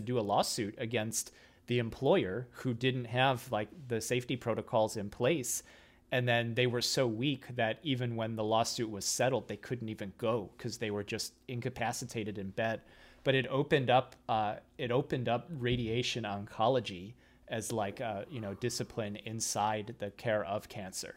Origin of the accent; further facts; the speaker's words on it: Midwest, United States; moved away; I'm coming from the Midwest